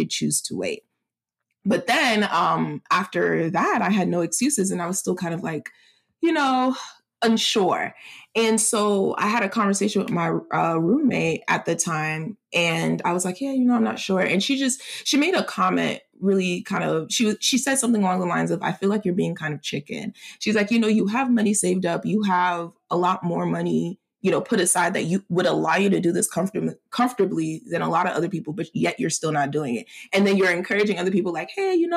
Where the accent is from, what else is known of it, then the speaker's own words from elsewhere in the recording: United States; I'm Nigerian American, I'm still American